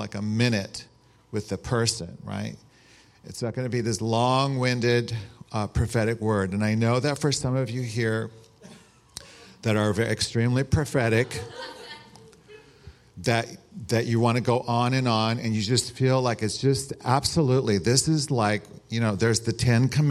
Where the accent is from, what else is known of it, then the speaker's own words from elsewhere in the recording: San Rafael, California, United States; I'm from San Rafael